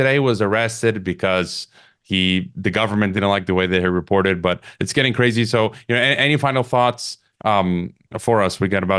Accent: Illinois, United States; moved away; I'm from Illinois originally.

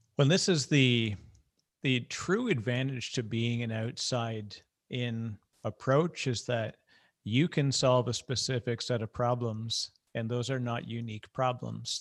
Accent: Canada; I'm Canadian

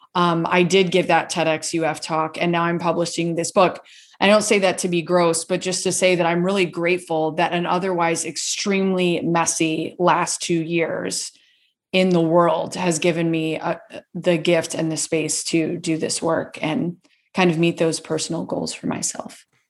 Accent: Gainesville, Florida, United States; I grew up in Gainesville, Florida and where I'm currently living

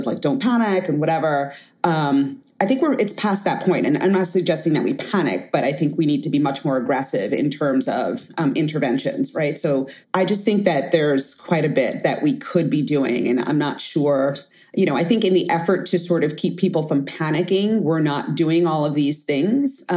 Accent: New York City, New York, United States; I grew up in Bed-Stuy, or Bedford-Stuyvesant, Brooklyn, famously infamous

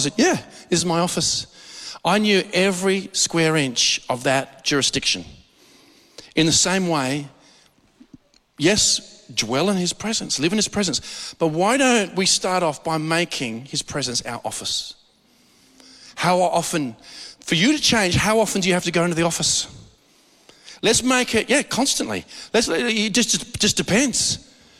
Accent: Australia; We're too Aussie.

